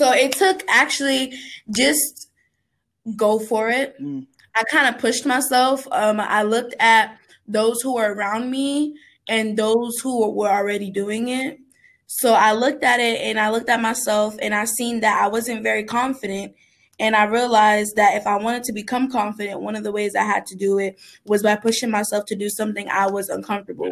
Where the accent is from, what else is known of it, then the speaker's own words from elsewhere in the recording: Naples, Florida, United States; moved away; also born or lived in Kentucky; I'm from Florida. So in Naples, we have this theater called the Sugden Theater.